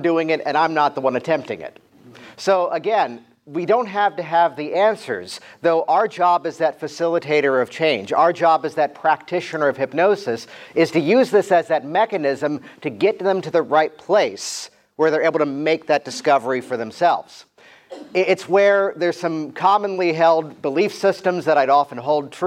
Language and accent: English; Virginia Beach, Virginia, United States; I grew up around Virginia Beach, Virginia